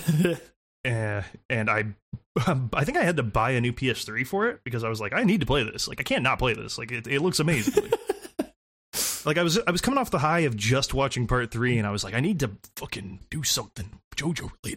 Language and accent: English; United States; an American citizen